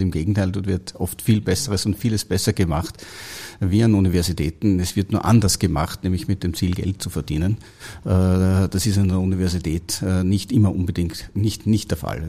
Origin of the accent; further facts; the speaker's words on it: Austria; Ich komme aus Österreich, habe dort eine die HTL für chemische Betriebstechnik